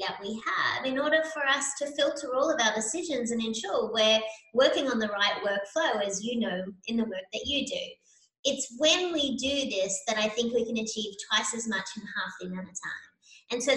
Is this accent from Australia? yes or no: yes; Sydney, New South Wales, Australia; moved away as an adult; also born or lived in New York area, United States; now in Tampa, United States; So you can tell from my accent that I'm from Australia. So I relocated from Sydney, Australia to the US many years ago.